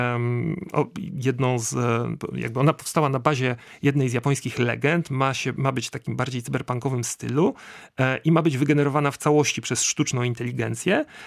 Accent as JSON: {"language": "Polish", "town": "Łódź", "region": "Łódź Voivodeship", "country": "Poland", "said": "ja jestem z Łodzi um, i, i, i, u nas w Łodzi"}